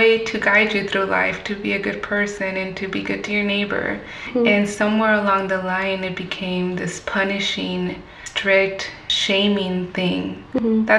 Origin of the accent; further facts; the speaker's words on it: Fontana, California, United States; also born or lived in San Bernardino; I'm from San Bernardino originally. Mm-hmm. I was raised in the Fontana area.